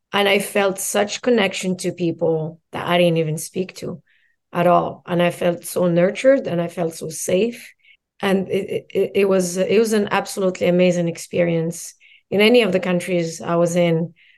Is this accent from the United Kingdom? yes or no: no; Morocco; now in United States; I'm born and raised in Morocco